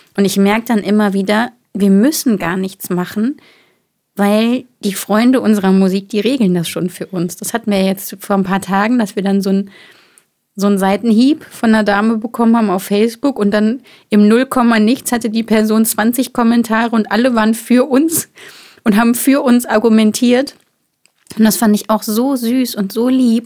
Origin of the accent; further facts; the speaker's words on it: Bonn area, North Rhine-Westphalia, Germany; Bonn ist ja bei mir um die Ecke. Ich komme ja quasi aus der Gegend